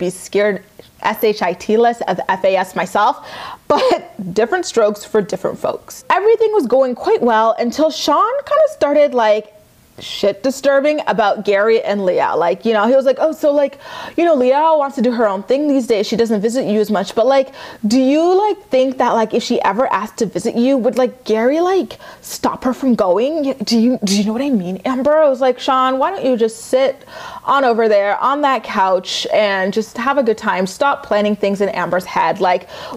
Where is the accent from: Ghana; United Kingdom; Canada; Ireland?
Canada; I'm Canadian